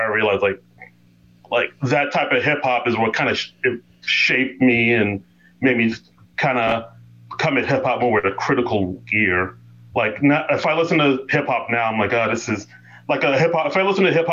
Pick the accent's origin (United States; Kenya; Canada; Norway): United States; New York City, New York; I grew up in Queens, New York